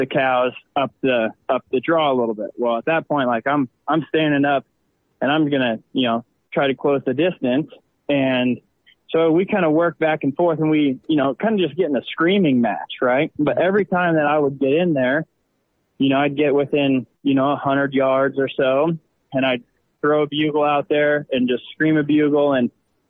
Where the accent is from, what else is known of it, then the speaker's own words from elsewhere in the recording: Southwest Nebraska, United States; now in Lincoln, United States; Born and raised in Southwest Nebraska. Currently live in Lincoln, Nebraska.